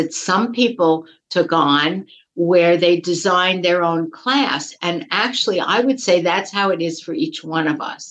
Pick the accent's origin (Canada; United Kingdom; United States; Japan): United States; New York; I grew up in New York, and in elementary school, they teach New York State history